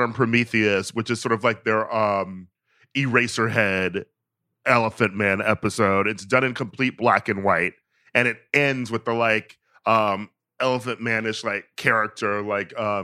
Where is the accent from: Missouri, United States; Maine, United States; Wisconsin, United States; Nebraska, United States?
Wisconsin, United States; Milwaukee; I'm from Milwaukee